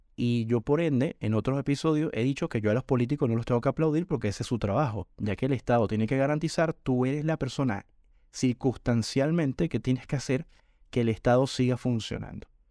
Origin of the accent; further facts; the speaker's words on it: Caracas, Capital District, Venezuela; moved away as an adult; now in Argentina; Yo nací en Caracas